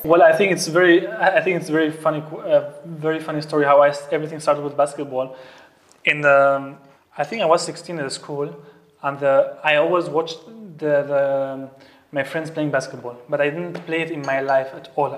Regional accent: Syria; English is a second language; moved away as an adult; now in Austria; I am from Syria. Um, I came to Austria almost now, if I can count the years, maybe seven, seven years already

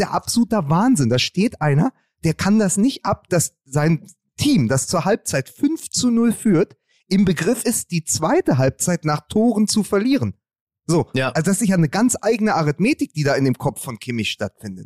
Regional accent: Berlin, Germany; ich kann dir als Berliner auch eins sagen

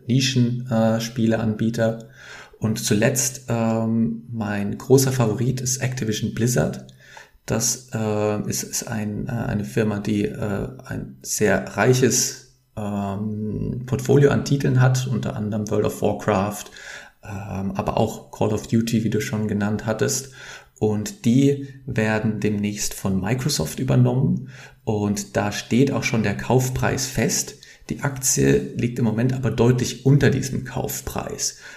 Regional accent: near Frankfurt, Hesse, Germany; moved away as an adult; now in Amsterdam, Netherlands; Ich komme aus, äh, aus der Nähe von Frankfurt ursprünglich, wohne aber jetzt in Amsterdam seit mehr als sechs Jahren

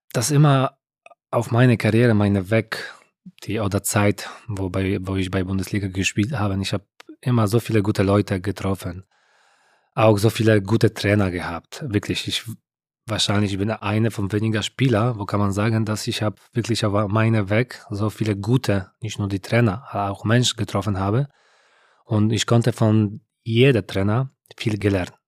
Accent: Poland; German is a second language; moved away as an adult; ich war aus Polen.

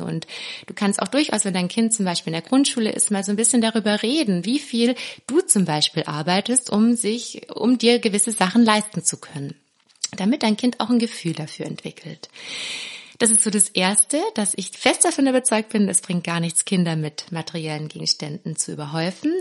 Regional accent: Swabia, Germany; ich bin ja Schwäbin

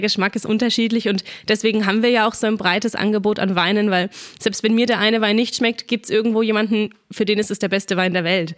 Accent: Churfranken, Bavaria, Germany; bei uns daheim in Kurfranken

